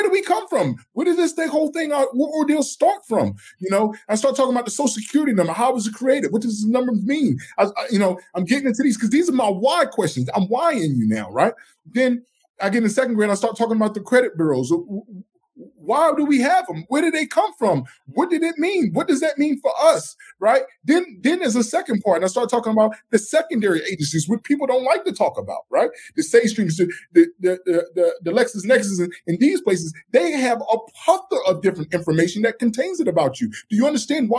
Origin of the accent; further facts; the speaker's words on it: the South, United States; I'm from the South